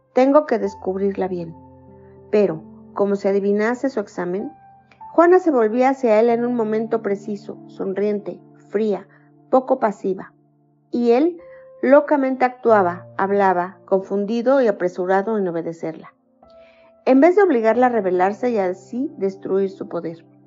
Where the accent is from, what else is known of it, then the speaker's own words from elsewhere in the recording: Mexico; soy mexicana, tengo 54 años